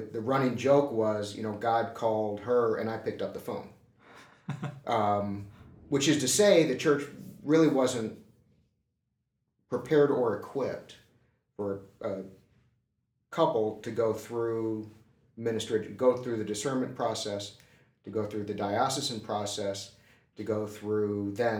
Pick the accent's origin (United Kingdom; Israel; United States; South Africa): United States; St. Louis, Missouri; I grew up in the Lutheran Church, Missouri Synod, in St.